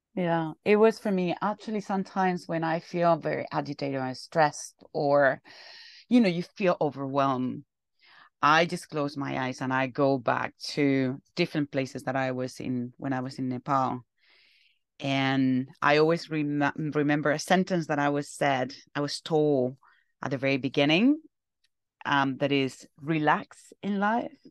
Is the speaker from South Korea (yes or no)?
no; Alcalá de Henares, Community of Madrid, Spain; moved away; I'm from Alcalá de Henares